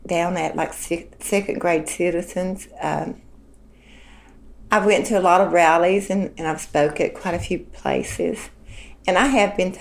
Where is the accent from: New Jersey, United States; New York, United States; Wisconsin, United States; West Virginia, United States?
West Virginia, United States; Lenore; I'm from Lenore, West Virginia. I've lived here for the last 47 years